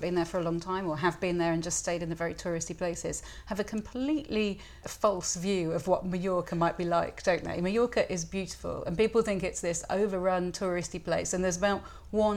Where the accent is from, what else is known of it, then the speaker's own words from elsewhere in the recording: the Wirral, North West England, United Kingdom; I'm from the Wirral, and you know, have a big connection with Liverpool